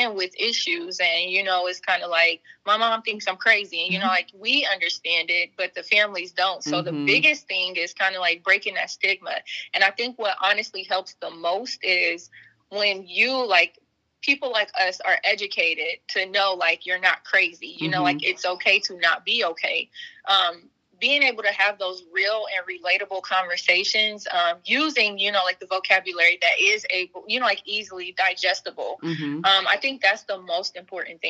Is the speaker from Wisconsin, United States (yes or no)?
no; Trotwood, Ohio, United States; Being from Trotwood, was really no different because I grew up in Trotwood and Madison City School Districts